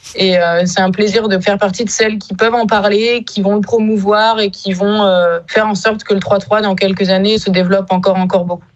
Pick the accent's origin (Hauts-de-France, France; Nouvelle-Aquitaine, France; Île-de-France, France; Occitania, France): Nouvelle-Aquitaine, France; Bayonne; moved away as an adult; also born or lived in Paris / Mont-de-Marsan / Lille / Brittany; now in Landerneau, France; je suis originaire de Paris, mais je me considère quand même plus euh, basque de naissance. Je suis arrivée très très tôt dans le Pays basque.